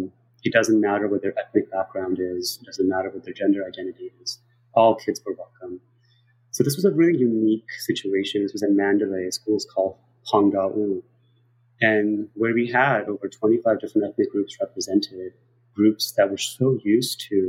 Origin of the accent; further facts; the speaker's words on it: New York City, New York, United States; also born or lived in South Korea; I grew up in New York City